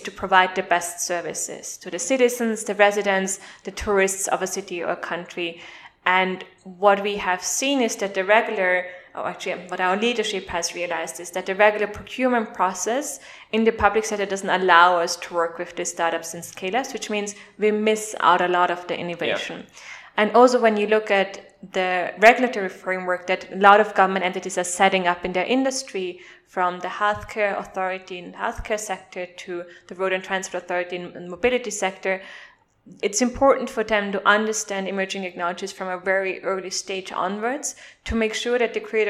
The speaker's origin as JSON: {"language": "English", "country": "Austria", "also_born_or_lived": "India", "moved": "as an adult", "lives_now": "Dubai, United Arab Emirates", "said": "I'm originally from Austria"}